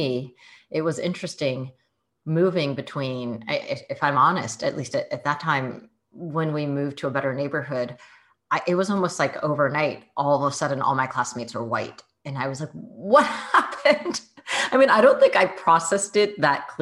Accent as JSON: {"language": "English", "area": "Bay Area", "region": "California", "country": "United States", "tie": "born or raised there", "also_born_or_lived": "San Jose / Seattle", "first_language": "Mandarin", "second_language": "English", "moved": "as an adult", "said": "I actually grew up in the Bay Area. I was born in San Jose in Kaiser Hospital, Santa Clara."}